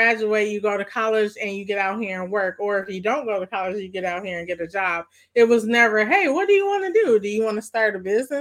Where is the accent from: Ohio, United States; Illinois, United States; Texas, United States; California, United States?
Illinois, United States; Maywood; growing up in Maywood